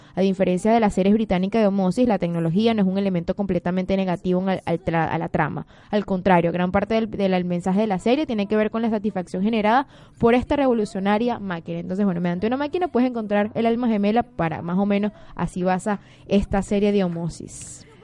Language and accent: Spanish; Venezuela; now in Buenos Aires, Argentina; somos de Venezuela, de Venezuela, de Venezuela.